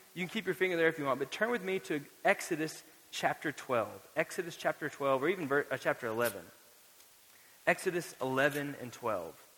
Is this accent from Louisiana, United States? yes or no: no; Florida, United States; now in Lubbock, United States; had I known I was going to live in West Texas, I might have gone to the beach more growing up in Florida